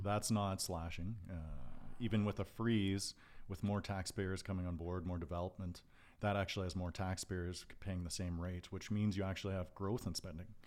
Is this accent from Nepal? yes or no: no; Calgary, Alberta, Canada; I grew up in East Calgary, in Dover, Forest Lawn